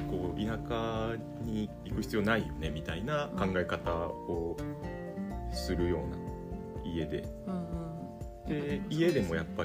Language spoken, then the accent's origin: Japanese; Osaka, Japan; moved away as an adult; now in Gujo, Japan; 大阪の大阪市市内の生まれ育ちですね